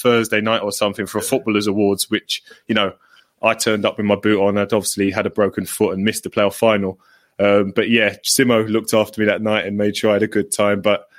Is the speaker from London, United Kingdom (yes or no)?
yes; London, United Kingdom; I remember being a kid, and even though I'm from London